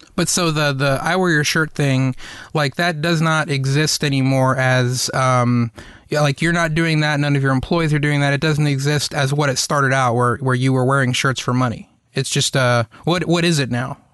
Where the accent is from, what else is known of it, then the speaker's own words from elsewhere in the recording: the South, United States; growing up in the South